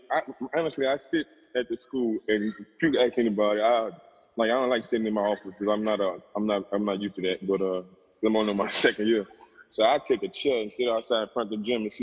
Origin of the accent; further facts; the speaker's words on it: New Orleans, Louisiana, United States; I'm from New Orleans.